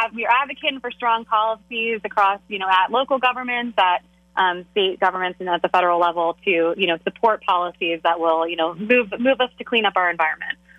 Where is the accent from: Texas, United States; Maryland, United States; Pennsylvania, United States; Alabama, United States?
Pennsylvania, United States; Philadelphia; I'm from the Philly region